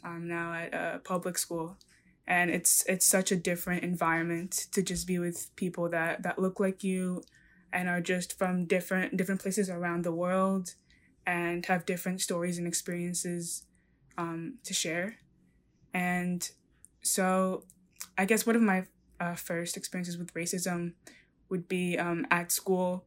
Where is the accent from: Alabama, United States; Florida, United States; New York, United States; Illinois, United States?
New York, United States; I was born and raised in New York